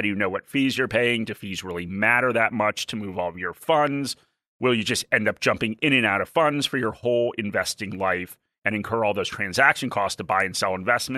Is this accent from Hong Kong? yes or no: no; Australia; As an Australian, and I'll have to get this visa.